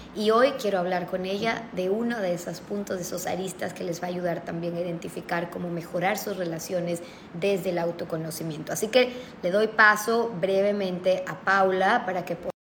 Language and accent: Spanish; Ecuador; como ecuatoriana